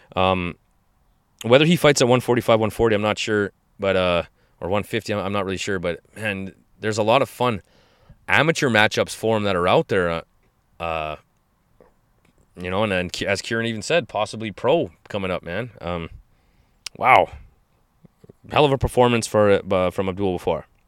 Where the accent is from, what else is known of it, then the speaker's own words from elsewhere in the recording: Canada; Canadians in general, we